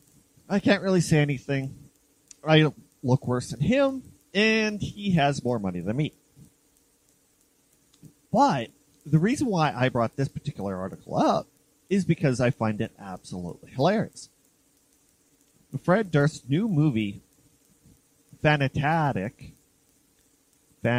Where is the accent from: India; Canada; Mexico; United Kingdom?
Canada; I'm Canadian, I can't speak Italian